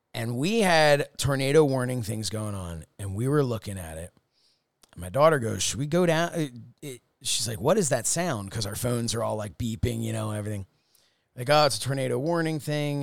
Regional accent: Upper Dublin, Pennsylvania, United States; where I grew up in Upper Dublin was the township I grew up

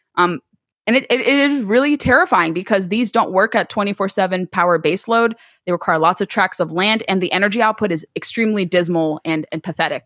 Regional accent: United States; being first generation American, growing up in America

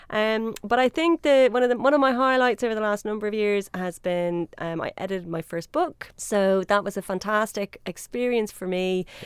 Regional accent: Dublin, Leinster, Ireland; accent: Irish; moved away; I'm from Dublin.

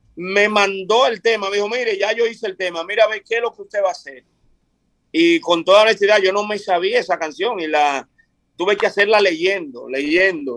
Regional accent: Vicente Noble, Barahona, Dominican Republic; moved away as an adult; also born or lived in Europe; Yo ahora mismo estoy viviendo en Vicente Noble, mi pueblo, eh, el sur de la República Dominicana

